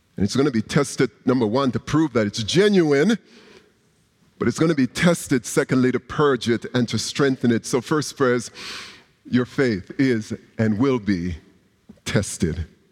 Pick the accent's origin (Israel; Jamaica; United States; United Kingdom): Jamaica; moved away; a young Christian growing up in Jamaica